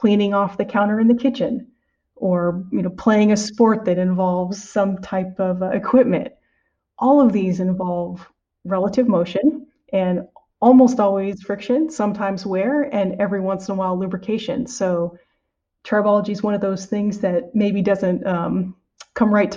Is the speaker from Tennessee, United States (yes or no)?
no; San Diego, California, United States; moved away as an adult; also born or lived in Evanston, Illinois / West Lafayette, Indiana; now in Merced, United States; I'm originally from California, from San Diego particularly